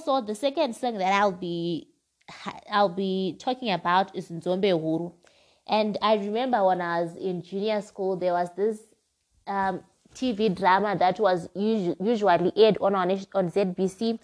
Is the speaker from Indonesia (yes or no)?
no; Zimbabwe; my home country, which is Zimbabwe